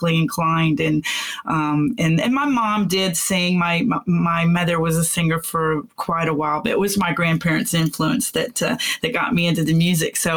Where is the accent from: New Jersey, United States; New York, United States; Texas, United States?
Texas, United States; Houston; also born or lived in McKinney, Texas / Denton, Texas; I'm a Texan because I was born in Houston, moved away for a little while and came back